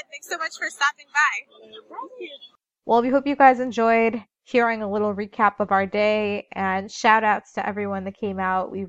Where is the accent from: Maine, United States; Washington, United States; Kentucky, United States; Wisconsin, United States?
Kentucky, United States; Louisville; Louisville, Kentucky.